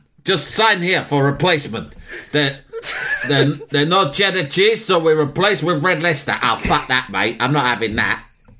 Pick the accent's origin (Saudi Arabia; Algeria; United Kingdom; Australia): Algeria; English is a second language; moved away; I grew up in Algeria. No Dick Turpin there. No, we don't have program like that.